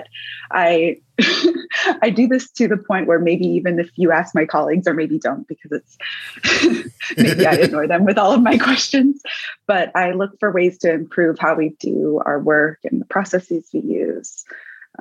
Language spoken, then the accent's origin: English; Davis, California, United States; I grew up in Davis, California, which is in the Central Valley of California